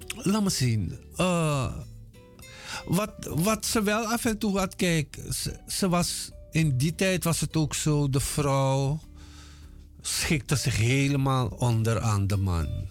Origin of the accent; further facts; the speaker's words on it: Paranam, Para, Suriname; moved away as an adult; also born or lived in Moengo, Suriname / Paramaribo, Suriname; now in Netherlands; ik ben in 1954 geboren op Mongo. Daar heb ik tot mijn zesde jaar gewoond. En daarna zijn we verhuisd twee jaartjes naar Paramaribo en daarna naar Paranam, waar ik gewoond heb tot mijn achttiende.